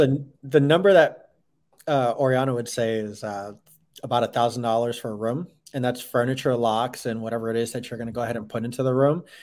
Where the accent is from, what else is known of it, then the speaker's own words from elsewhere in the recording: New York, United States; moved away; I'm from up north, so I'm from New York. I'm used to old uh, Victorian buildings